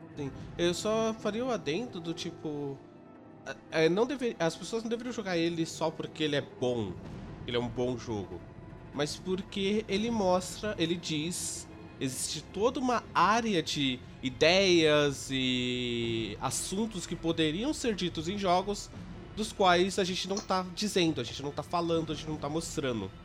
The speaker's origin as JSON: {"language": "Portuguese", "region": "São Paulo", "country": "Brazil", "said": "eu, como paulista"}